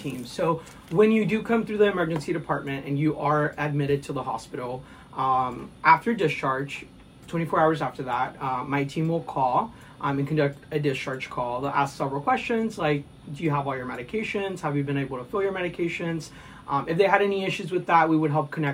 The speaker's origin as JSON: {"language": "English", "town": "Houston", "region": "Texas", "country": "United States", "moved": "as an adult", "lives_now": "Rolla, United States", "said": "I am originally from Houston, Texas"}